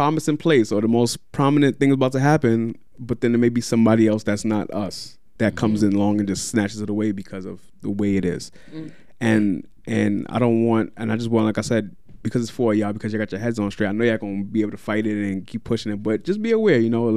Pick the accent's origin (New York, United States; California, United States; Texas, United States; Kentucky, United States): New York, United States; I'm from Brooklyn